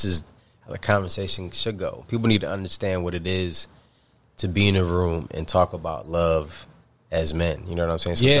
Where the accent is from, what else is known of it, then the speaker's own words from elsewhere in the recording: New York, United States; now in San Diego, United States; from New York, but I, you know, currently reside in sunny San Diego, and I love it.